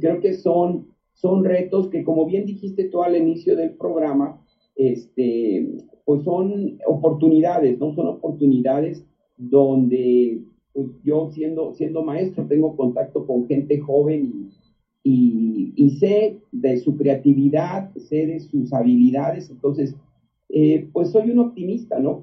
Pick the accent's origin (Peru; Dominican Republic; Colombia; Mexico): Mexico; somos más mexicanos que hace 15, 20 años